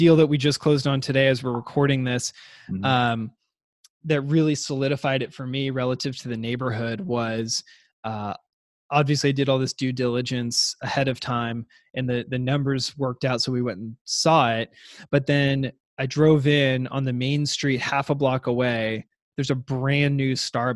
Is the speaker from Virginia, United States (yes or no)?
no; Seattle, Washington, United States; I grew up in Seattle